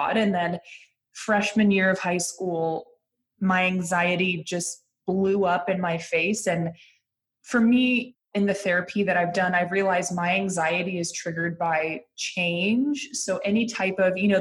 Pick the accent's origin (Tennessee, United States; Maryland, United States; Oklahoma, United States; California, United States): California, United States; Lafayette; I grew up outside of San Francisco in a little suburban town called Lafayette.